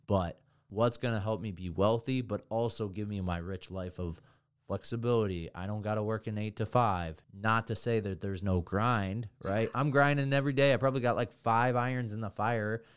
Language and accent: English; Hamburg, New Jersey, United States; moved away; also born or lived in Vermont; I come from Hamburg, New Jersey